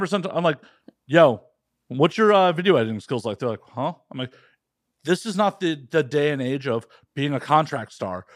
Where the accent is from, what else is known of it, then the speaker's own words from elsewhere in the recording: Midwest, United States; growing up in the Midwest, uh, you know, the United States